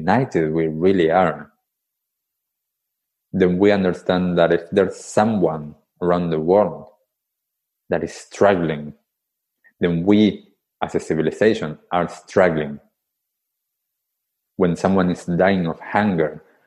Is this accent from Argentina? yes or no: yes; Buenos Aires, Argentina; moved away; I grew up in Buenos Aires, in Argentina, in the capital city.